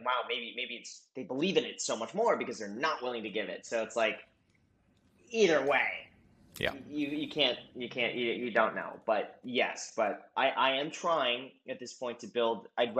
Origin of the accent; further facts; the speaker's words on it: Los Angeles, California, United States; moved away as an adult; I grew up in Los Angeles